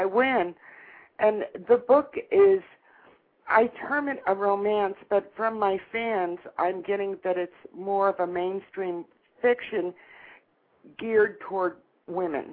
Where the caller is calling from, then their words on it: St. Petersburg, Florida, United States; I'm calling from St. Petersburg, Florida